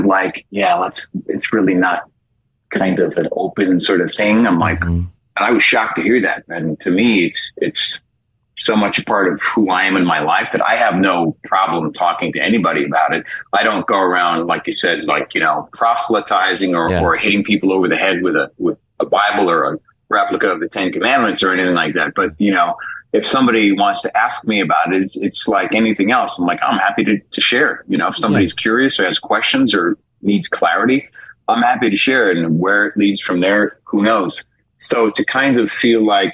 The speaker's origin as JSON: {"language": "English", "town": "New York City", "region": "New York", "country": "United States", "moved": "as an adult", "lives_now": "Los Angeles, United States", "said": "I'm from New York City originally."}